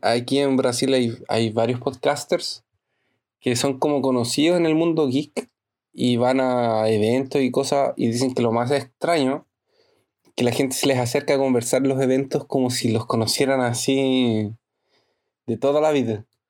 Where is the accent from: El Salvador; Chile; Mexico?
Chile; La Serena, Coquimbo; now in Brazil; Yo viví toda mi infancia en La Serena.